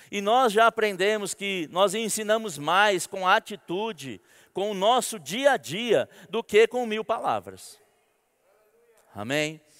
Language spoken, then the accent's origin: Portuguese; São Paulo, Brazil; now in Campina Grande, Brazil; eu vim de São Paulo e eu estou aprendendo a viver em Campina Grande, sem aquele trânsito de São Paulo, sem ficar uma hora e meia parado na marginal do Rio Tietê.